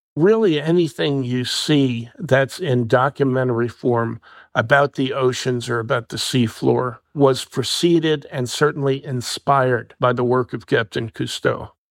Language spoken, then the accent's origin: English; New Jersey, United States; My home state of New Jersey